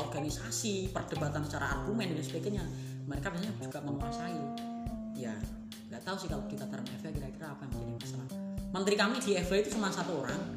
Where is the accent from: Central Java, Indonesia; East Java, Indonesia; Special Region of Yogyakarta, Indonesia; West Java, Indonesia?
Central Java, Indonesia; Demak; Aku aslinya Demak